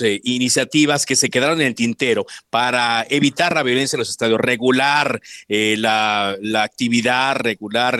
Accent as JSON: {"language": "Spanish", "town": "Monterrey", "region": "Nuevo León", "country": "Mexico", "moved": "yes", "lives_now": "Mexico City, Mexico", "said": "yo que soy de Monterrey"}